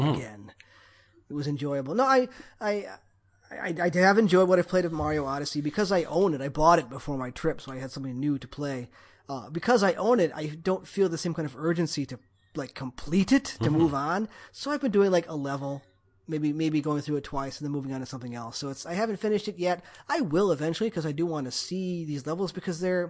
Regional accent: Midwest, United States; I am from the Midwest.

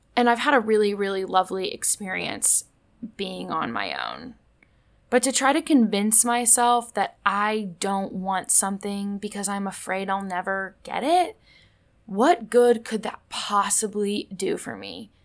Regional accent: Indianapolis, Indiana, United States; moved away; I'm from Indianapolis

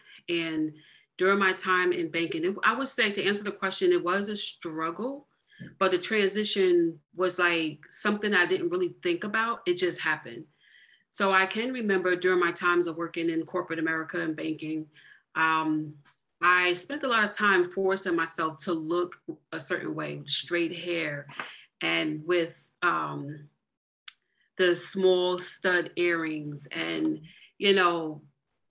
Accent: Jersey City, New Jersey, United States; also born or lived in Greenville, South Carolina; I grew up in Jersey City, New Jersey. Originally, I'm born in Greenville, South Carolina. And my family migrated here back in 1977, I want to say. I was about 2 years old

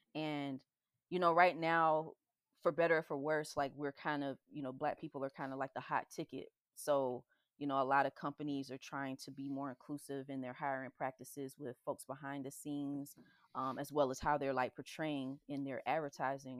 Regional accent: the South, United States; growing up in the South

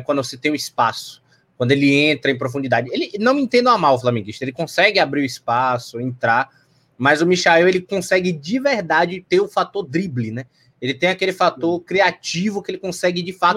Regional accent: Salvador, Bahia, Brazil; sou aqui de Salvador

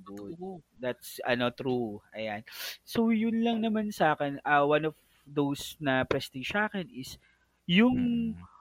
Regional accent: Philippines; as being a Filipino

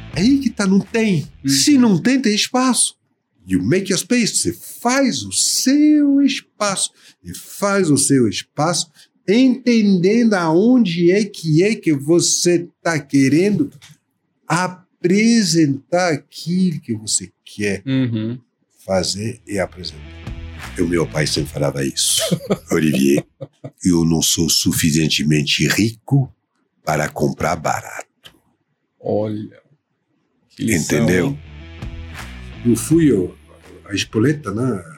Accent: Paris, Île-de-France, France; Portuguese is a second language; moved away as an adult; also born or lived in São Paulo, Brazil; now in Brazil; de origem francesa, né? Uhum. nascida na França

